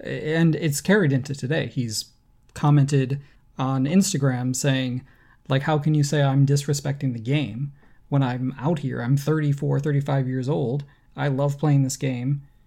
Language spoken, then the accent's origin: English; United States; as an American